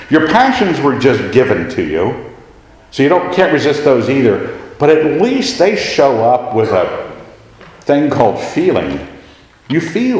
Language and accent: English; United States; I'm an American